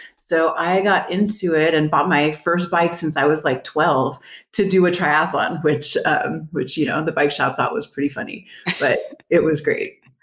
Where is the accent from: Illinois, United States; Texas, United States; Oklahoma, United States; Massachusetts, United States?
Texas, United States; El Paso; also born or lived in Dallas; I am from El Paso. I moved back a few years later